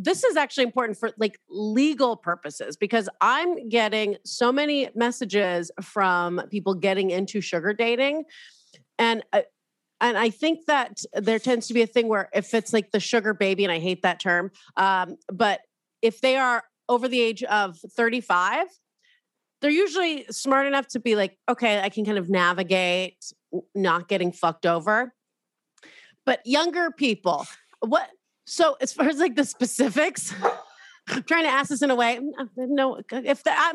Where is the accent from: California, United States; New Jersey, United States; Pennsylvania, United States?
California, United States; Southern; I'm from Southern California